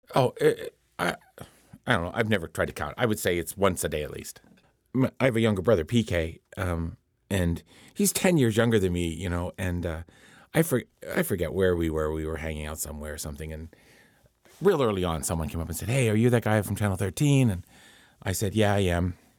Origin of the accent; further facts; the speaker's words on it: Pittsburgh, Pennsylvania, United States; moved away as an adult; when I was growing up here. It was just, you know, my hometown